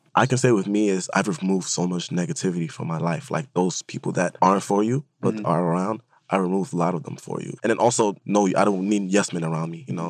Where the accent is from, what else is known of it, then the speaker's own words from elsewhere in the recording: Honduras; moved away; I'm being from Honduras